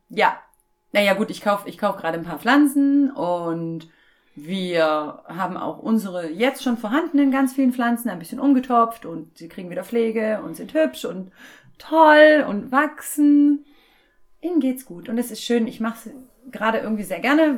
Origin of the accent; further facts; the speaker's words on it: former East Germany, Germany; moved away; Ich komme ja aus der ursprünglich aus der ehemaligen DDR